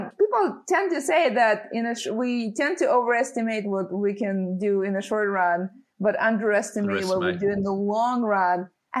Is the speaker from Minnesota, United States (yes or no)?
no; San Francisco, California, United States; I grew up in San Francisco and lived in Silicon Valley since I was 12. So I haven't really moved out of this area.